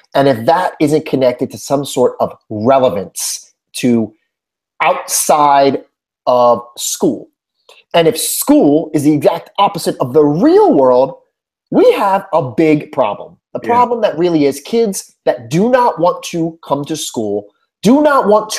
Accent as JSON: {"language": "English", "region": "Northeast", "country": "United States", "tie": "born or raised there", "also_born_or_lived": "New Jersey", "moved": "as an adult", "lives_now": "Houston, United States", "said": "before my move to Houston, I was born and raised in the Northeast"}